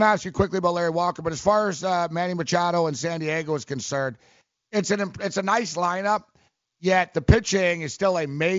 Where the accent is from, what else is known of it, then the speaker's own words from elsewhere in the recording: Montreal, Quebec, Canada; moved away; also born or lived in Los Angeles; I grew up in Montreal